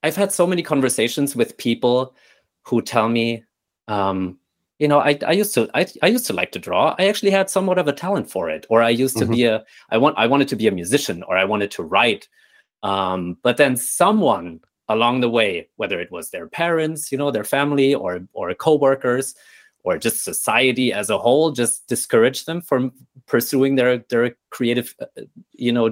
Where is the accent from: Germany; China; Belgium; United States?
Germany; Nuremberg, Bavaria; moved away; I was born and raised in Nuremberg, Germany, which is this beautiful medieval city down south in the state of Bavaria